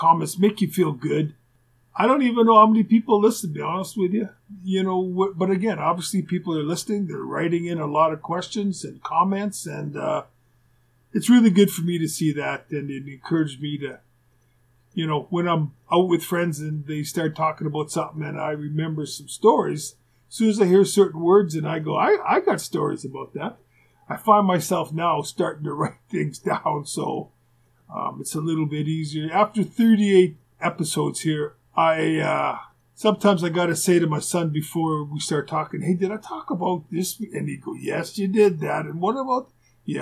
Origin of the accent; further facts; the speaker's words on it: Winnipeg, Manitoba, Canada; my buddies that I grew up in Winnipeg